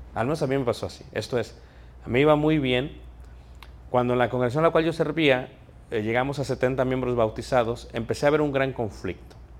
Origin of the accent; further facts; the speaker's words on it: Mexico; moved away; Soy mexicano, sí soy naturalizado aquí